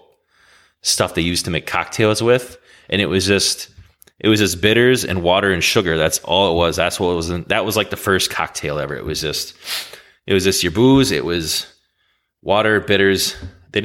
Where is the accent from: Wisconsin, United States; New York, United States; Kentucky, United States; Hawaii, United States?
Wisconsin, United States; we're from Wisconsin, and we're pretty much known for our brandy old fashions. Way before old fashions became cool again, we've been drinking them since we were kids